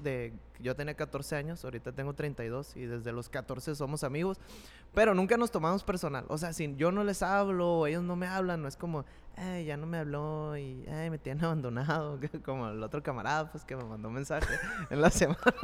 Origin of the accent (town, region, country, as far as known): Mexico